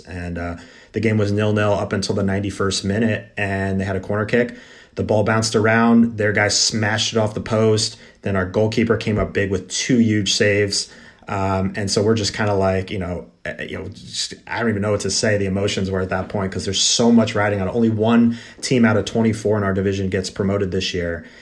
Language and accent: English; United States; being an American